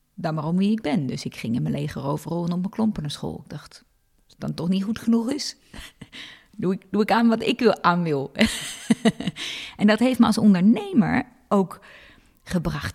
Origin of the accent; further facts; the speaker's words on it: Hilversum, North Holland, Netherlands; ik ben in Hilversum opgegroeid.